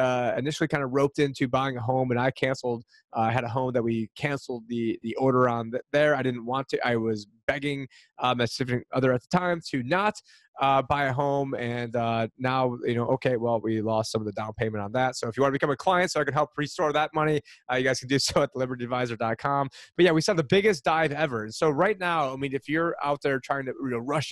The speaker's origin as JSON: {"language": "English", "region": "upstate New York", "country": "United States", "moved": "yes", "lives_now": "Arizona, United States", "said": "I'm from upstate New York"}